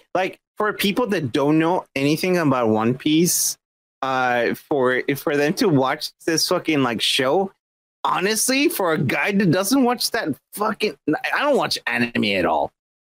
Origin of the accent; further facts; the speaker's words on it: Mexico; moved away; When I grew up in Mexico